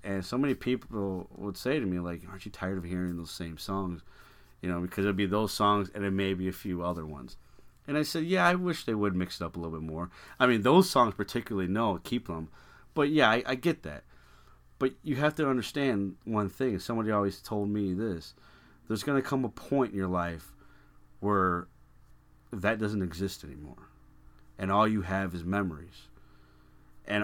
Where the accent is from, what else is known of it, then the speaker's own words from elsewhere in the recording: Chicago, Illinois, United States; growing up in Chicago.